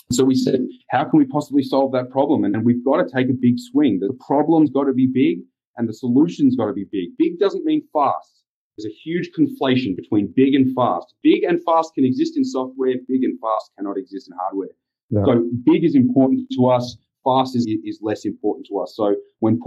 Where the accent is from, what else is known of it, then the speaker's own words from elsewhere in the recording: Australia; moved away as an adult; now in United States; being Australian